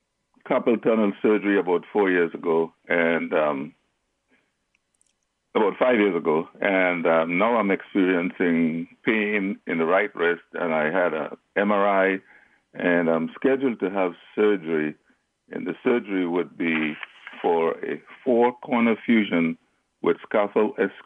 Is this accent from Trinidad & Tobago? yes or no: yes; Trinidad & Tobago; moved away; Oh, I grew up in the Caribbean. I grew up in Trinidad.